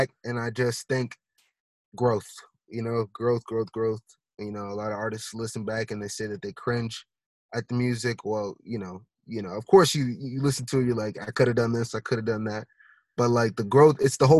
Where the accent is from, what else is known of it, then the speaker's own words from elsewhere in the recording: Boston, Massachusetts, United States; I was from Boston